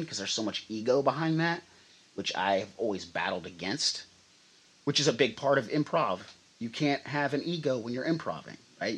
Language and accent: English; Redway, California, United States; the Melody Trailer Park in Redway, where we're where I'm from, born and raised, my hometown